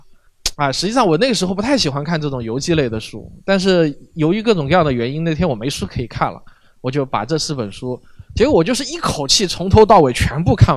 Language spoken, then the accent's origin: Chinese; China; 我们在国内这样子成长起来的话